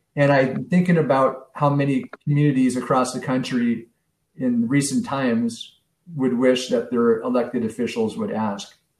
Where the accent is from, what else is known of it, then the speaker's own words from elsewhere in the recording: San Francisco, California, United States; moved away as an adult; also born or lived in Chicago, Illinois; now in Wilmette, United States; growing up in San Francisco in the 70s and 80s